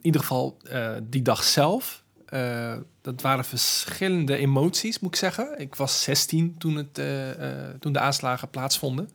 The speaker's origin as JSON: {"language": "Dutch", "town": "Rotterdam", "region": "South Holland", "country": "Netherlands", "tie": "born or raised there", "said": "ik ben geboren en getogen in Rotterdam."}